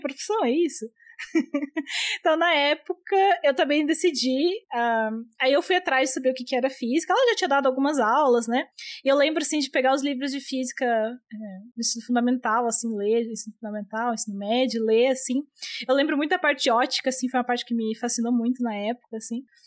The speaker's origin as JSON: {"language": "Portuguese", "region": "Santa Catarina", "country": "Brazil", "moved": "yes", "said": "Na época eu morava em Santa Catarina, eu sou de lá, né? Eu sou catarinense"}